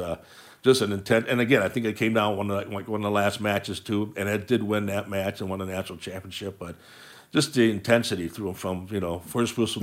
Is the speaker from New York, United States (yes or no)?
no; Willowick, Ohio, United States; I, I grew up in Willowick